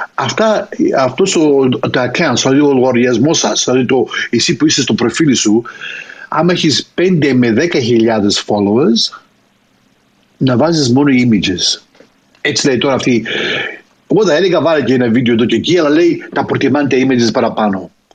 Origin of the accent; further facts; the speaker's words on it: Greece; την πατρίδα μου